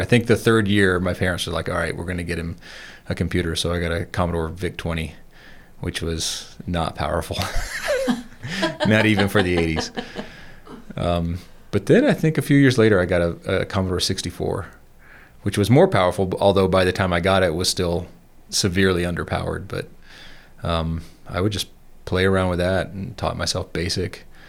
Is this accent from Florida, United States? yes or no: no; Atlanta, Georgia, United States; moved away as an adult; also born or lived in Savannah, Georgia; now in Colorado, United States; I grew up in Georgia. I was born in Atlanta. We moved to Savannah when I was thirteen